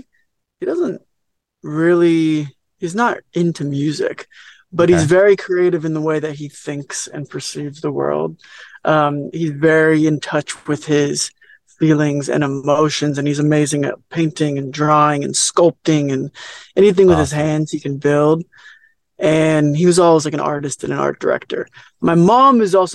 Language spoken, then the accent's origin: English; Orange, California, United States; also born or lived in Los Angeles, California; I grew up in Orange County. And then moved to LA when I was around 19 or so.